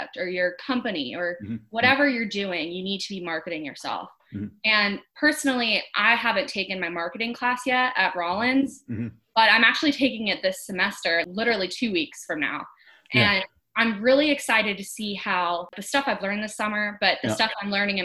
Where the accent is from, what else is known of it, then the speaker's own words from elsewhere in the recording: Jacksonville, Florida, United States; I'm from Jacksonville, Florida